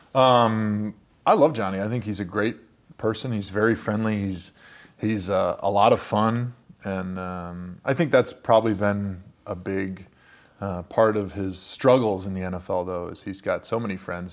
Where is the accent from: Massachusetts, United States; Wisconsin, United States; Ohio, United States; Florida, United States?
Wisconsin, United States; Brookfield; I grew up in Brookfield